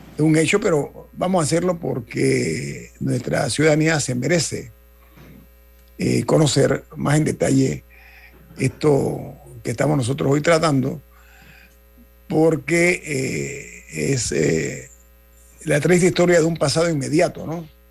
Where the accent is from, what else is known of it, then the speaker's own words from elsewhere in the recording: Panama; como panameño